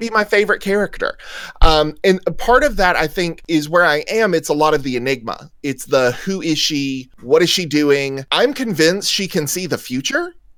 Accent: the South, United States; accent: southern; moved away; I'm from the South, so you know there's a certain southernness um, to the way we were raised, and the uh, you know our our accents

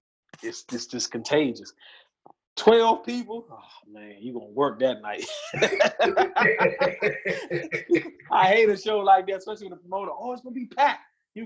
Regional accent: Seat Pleasant, Maryland, United States; I'm from C Pleasant

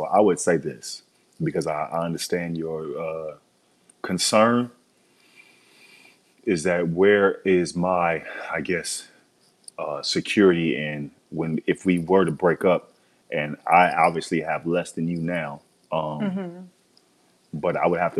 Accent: Biloxi, Mississippi, United States; moved away; I'm from Biloxi, Mississippi. I'm from Biloxi. It's Biloxi. So I left Biloxi

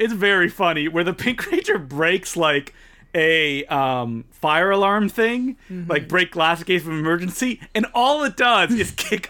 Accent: Australia; We're also Australian. We've been here too long.

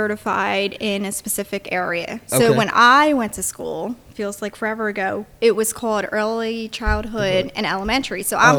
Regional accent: Bristol, Pennsylvania, United States; growing up in Bristol, I think when we went to school, we had that small school community

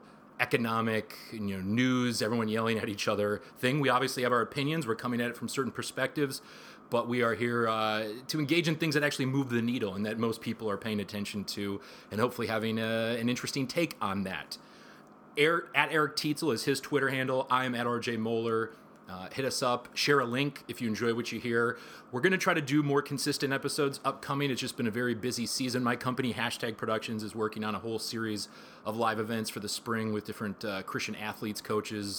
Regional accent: Midwest, United States; now in Los Angeles, United States; I'm from the Midwest

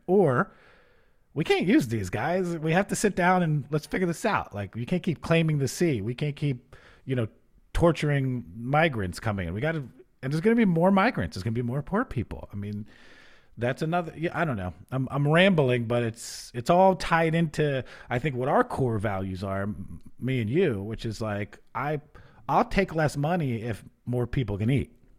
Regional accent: New York, United States; now in New Orleans, United States; I come from New York where we have no stars

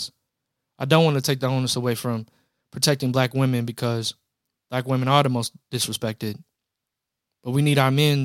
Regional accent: Louisville, Kentucky, United States; I'm from Louisville, Kentucky, but hey, we don't have any pro teams

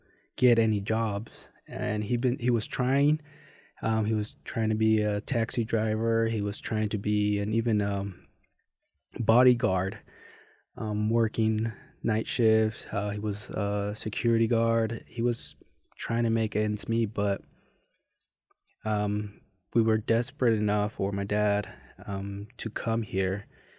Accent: Mexico City, Mexico; English is a second language; So I was born and raised in Mexico City. There's a side of it where it's Ecatepec, so not the heart of Mexico City, but the outsides.

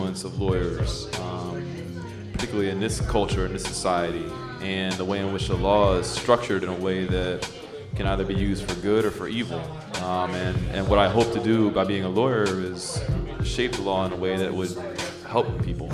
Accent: Connecticut, United States; I was born and raised in Connecticut.

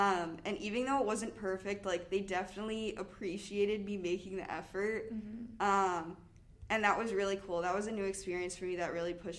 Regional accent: New York, United States; I'm from New York. I live in Pascagoula East Hall. I'm a junior.

